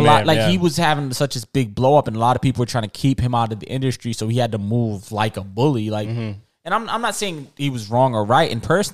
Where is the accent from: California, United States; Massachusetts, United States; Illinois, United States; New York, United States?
New York, United States; as a New Yorker